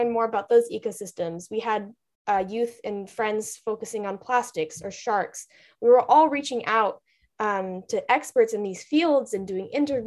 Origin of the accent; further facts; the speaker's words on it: California coast, United States; we grew up on the California coast